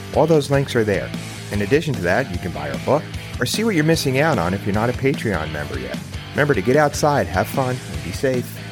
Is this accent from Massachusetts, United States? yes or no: no; New York, United States; I live in New York State. I grew up right outside New York City